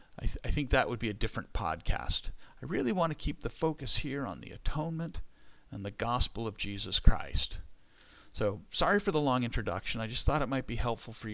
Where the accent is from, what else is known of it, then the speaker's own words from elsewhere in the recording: California, United States; Where I grew up in California, we lived by the American River